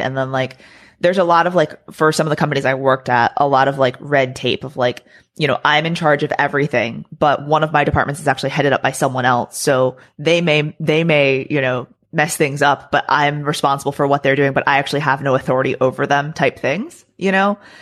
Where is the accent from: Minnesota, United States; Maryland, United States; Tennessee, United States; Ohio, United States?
Maryland, United States; moved away as an adult; also born or lived in Florida / Texas; I grew up in Maryland, so I lived there for the first you know portion of my life through high school